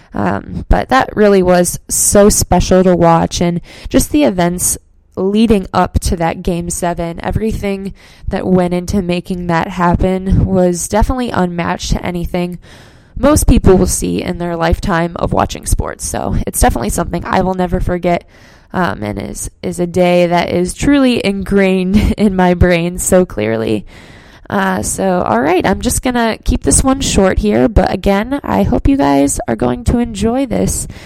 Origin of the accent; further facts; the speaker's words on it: Cleveland, Ohio, United States; born and raised in Cleveland, Ohio. Uh, I should probably clarify that I grew up in the suburbs